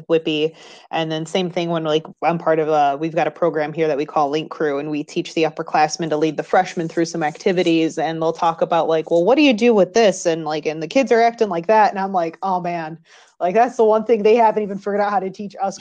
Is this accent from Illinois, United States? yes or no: yes; Schaumburg, Illinois, United States; moved away; I grew up in Schaumburg, Illinois